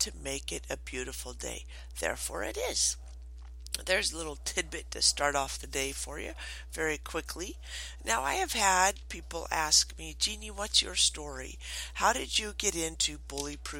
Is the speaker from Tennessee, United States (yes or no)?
no; Morton, Washington, United States; also born or lived in Twin Falls, Idaho; I was born in Twin Falls, Idaho, but I grew up in Morton, Washington on a dairy farm.